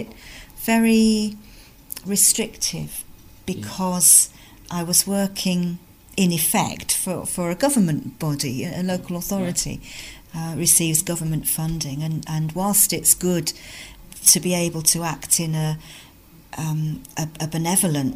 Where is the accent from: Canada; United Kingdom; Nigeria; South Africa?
United Kingdom; London; now in North East England, United Kingdom; I'm originally from London, where I lived and was brought up in a multicultural community.